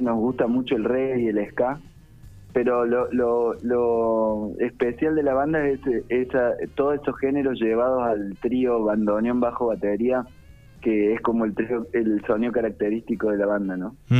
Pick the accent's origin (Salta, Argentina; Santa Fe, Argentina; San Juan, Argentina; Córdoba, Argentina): Córdoba, Argentina; accent: cordobesa tonada; also born or lived in González Chávez, Buenos Aires; nos vinimos a vivir a Córdoba capital porque mi papá tenía un trabajo aquí